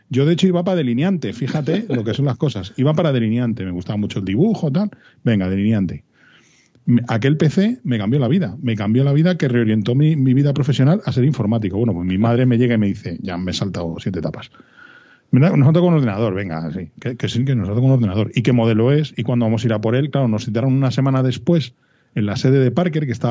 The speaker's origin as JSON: {"language": "Spanish", "town": "Madrid", "region": "Community of Madrid", "country": "Spain"}